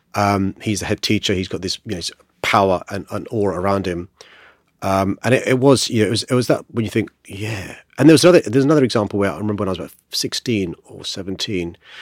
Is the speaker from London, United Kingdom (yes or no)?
yes; London, United Kingdom; I was born in Saint George's Hospital in Tooting, uh, raised in a council estate up the road in Aylesfield